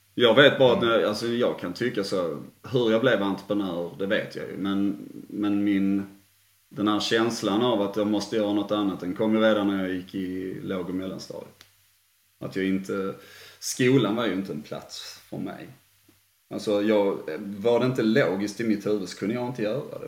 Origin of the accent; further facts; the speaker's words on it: Sweden; jag är svensk